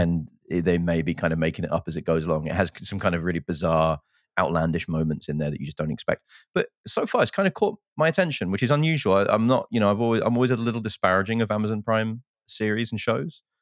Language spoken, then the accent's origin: English; United Kingdom; now in United States; I'm British